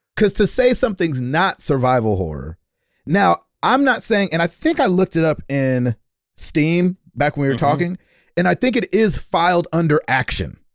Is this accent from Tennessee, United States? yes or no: yes; Nashville, Tennessee, United States; I'm from Nashville, Tennessee